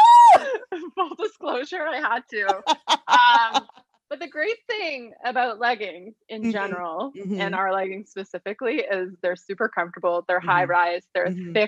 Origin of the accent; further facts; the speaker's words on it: Toronto, Ontario, Canada; I'm actually born and raised in Toronto